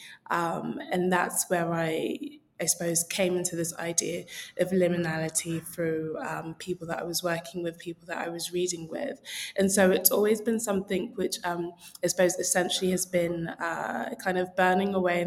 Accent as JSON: {"language": "English", "region": "London", "country": "United Kingdom", "tie": "born or raised there", "said": "So I am a proud South Londoner. And for me, growing up in that space where there were lots of other Nigerians"}